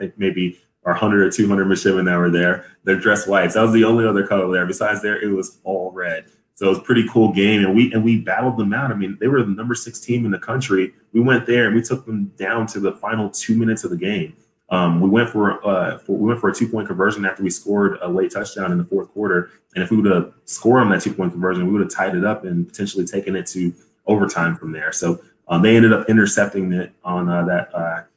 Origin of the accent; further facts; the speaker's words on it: Dallas, Texas, United States; moved away as an adult; originally I'm from Dallas, Texas. I grew up there my whole life